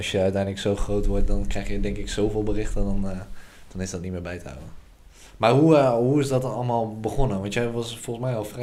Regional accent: Almere, Flevoland, Netherlands; en ik kom uit Almere. Ja man, 19 jaar.

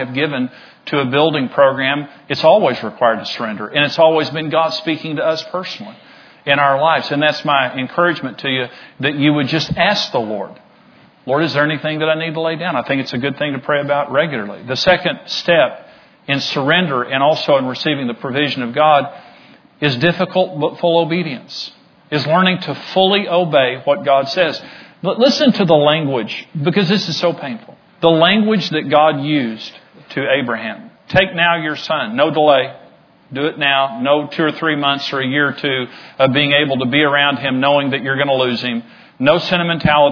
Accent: Amarillo, Texas, United States; I grew up in Amarillo, so I knew a lot of people in Amarillo

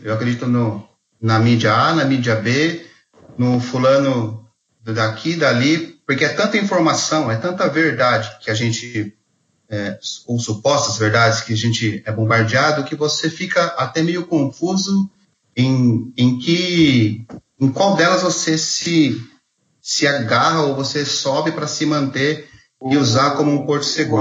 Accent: Mogi das Cruzes, São Paulo, Brazil; eu sou de Mogi das Cruzes

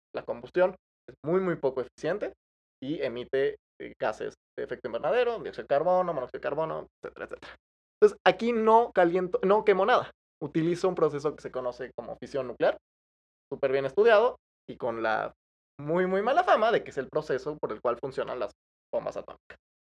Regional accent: Mexico; a, mí como, mexicano

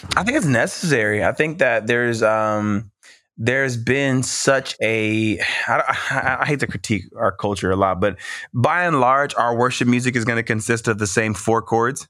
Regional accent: Mississippi, United States; also born or lived in California; I moved to Mississippi, um, seventh grade

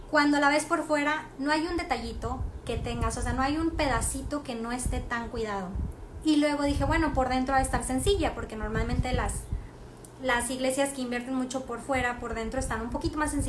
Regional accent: France; ve a otra ciudad de Francia para que veas realmente cómo somos los franceses. Y son como latinos, la verdad.

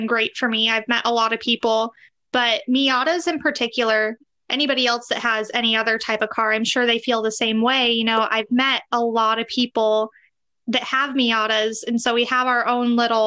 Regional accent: Indiana, United States; moved away as an adult; now in Arizona, United States; I'm from Indiana. So that's Midwest.

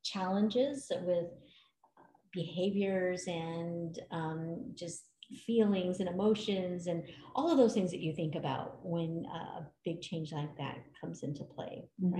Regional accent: California, United States; now in Colorado Springs, United States; We went to California, where I grew up

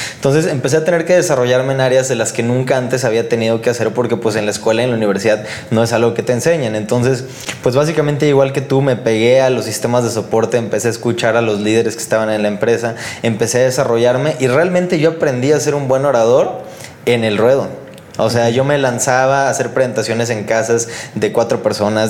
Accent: Tampico, Tamaulipas, Mexico; yo vengo de Tampico, Tamaulipas

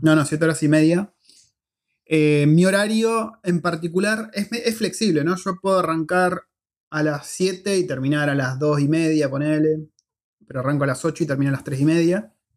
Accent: Argentina; moved away as an adult; now in New Zealand; nos fuimos de Argentina por, eh, porque veíamos que no había futuro

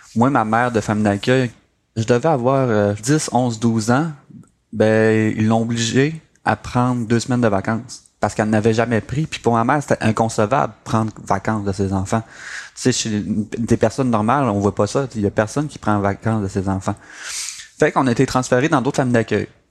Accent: Saint-André, Quebec, Canada; also born or lived in Chibougamau / Mashteuiatsh; je me suis finalement euh, établi à Saint-André, un petit village euh, du lac Saint-Jean.

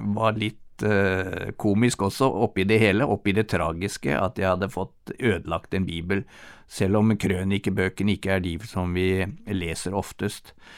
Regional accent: Norway; moved away; hjemme i Norge

